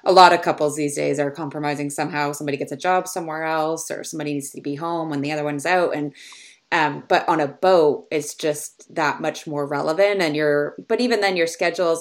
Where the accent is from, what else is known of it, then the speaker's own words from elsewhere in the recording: Canada; I grew up in Canada sailing and just sailing on the, the lakes and the rivers and things around here.